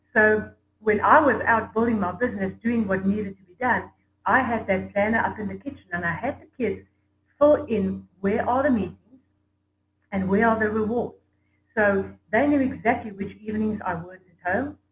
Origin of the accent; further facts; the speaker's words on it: South Africa; I'm from South Africa